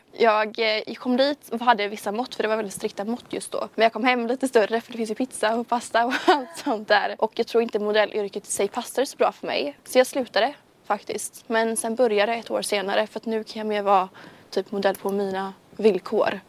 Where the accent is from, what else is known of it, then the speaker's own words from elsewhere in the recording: Kungsbacka, Halland County, Sweden; jag är 19 år från Kungsbacka